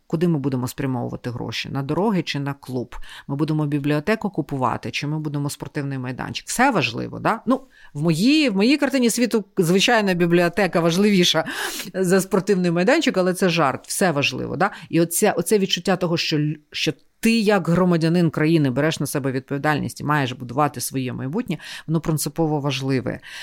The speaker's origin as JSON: {"language": "Ukrainian", "region": "Kyiv", "country": "Ukraine", "said": "ми ж кияни"}